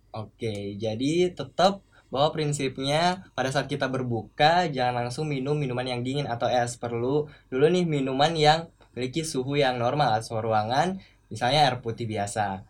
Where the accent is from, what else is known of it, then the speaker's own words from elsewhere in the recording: Makassar, South Sulawesi, Indonesia; di daerah saya, Makassar